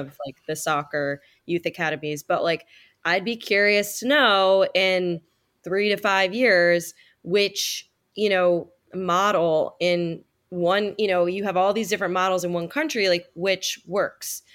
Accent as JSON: {"language": "English", "country": "United States", "tie": "born or raised there", "said": "when I was growing up in the United States"}